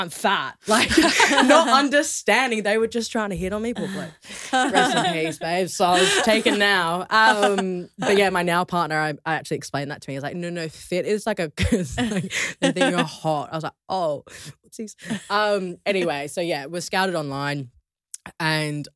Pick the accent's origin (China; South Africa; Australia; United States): Australia; moved away as an adult; now in London, United Kingdom; growing up in Australia